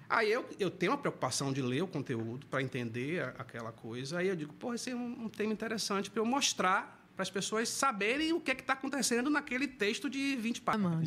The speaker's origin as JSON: {"language": "Portuguese", "town": "Santo Amaro", "region": "Bahia", "country": "Brazil", "moved": "yes", "lives_now": "Salvador, Brazil", "said": "sou do interior do estado, sou de Santo Amaro da Purificação"}